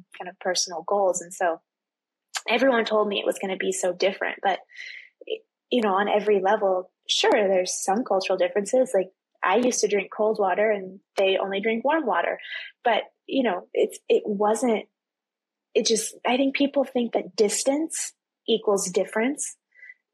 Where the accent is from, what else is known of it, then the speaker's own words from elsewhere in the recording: Texas, United States; I'm from Texas